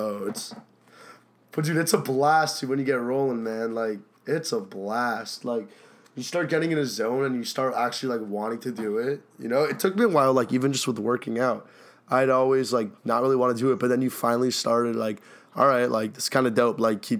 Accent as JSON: {"language": "English", "town": "Dorchester", "region": "Massachusetts", "country": "United States", "said": "Psych, I'm American. You still trying to go back? Like, dude, come on. Like, yeah. What? I'm from Dorchester."}